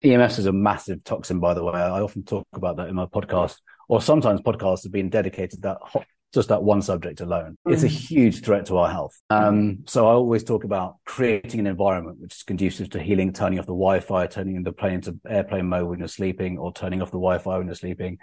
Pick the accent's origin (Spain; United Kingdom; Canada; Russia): United Kingdom; England; I'm English